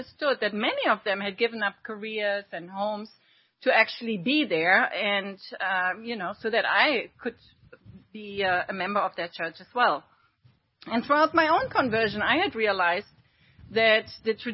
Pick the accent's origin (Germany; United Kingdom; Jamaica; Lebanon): Germany; English is a second language; moved away as an adult; also born or lived in Paris, France; now in United States; I was born and raised in Germany on a ranch with a strictly Catholic upbringing